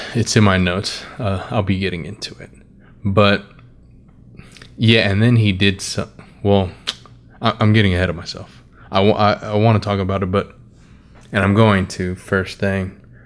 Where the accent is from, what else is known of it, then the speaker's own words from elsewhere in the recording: United States; I'm American